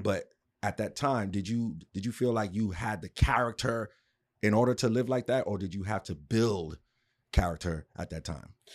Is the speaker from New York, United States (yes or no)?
yes; New York City, New York, United States; moved away; I'm from New York, too, originally